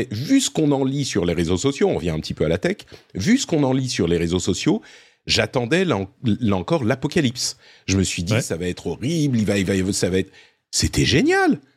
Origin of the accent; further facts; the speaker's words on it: Cannes, Provence-Alpes-Côte d'Azur, France; je suis originaire de Cannes, je suis totalement d'accord, Patrick.